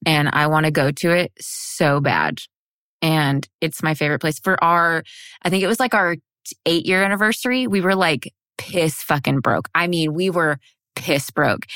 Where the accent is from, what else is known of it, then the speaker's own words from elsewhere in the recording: United States; I'm white and from America